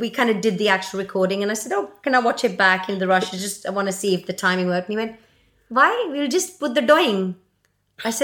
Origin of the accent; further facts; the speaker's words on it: Mumbai, Maharashtra, India; now in United Kingdom; I come from Bombay.